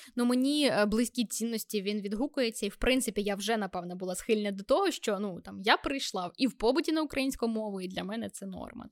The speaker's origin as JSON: {"language": "Ukrainian", "town": "Vinnytsia", "region": "Vinnytsia Oblast", "country": "Ukraine", "said": "я з Вінниці"}